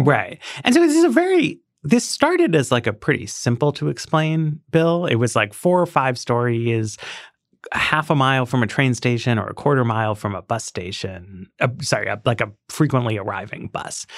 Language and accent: English; New York City, New York, United States; I grew up in Greenwich Village